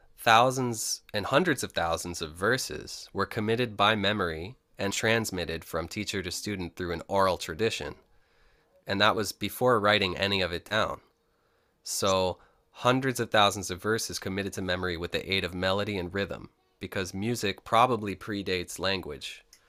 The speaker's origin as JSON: {"language": "English", "town": "Rochester", "region": "New York", "country": "United States", "tie": "born or raised there", "said": "I was born in Rochester, New York, upstate, and I grew up in the inner city"}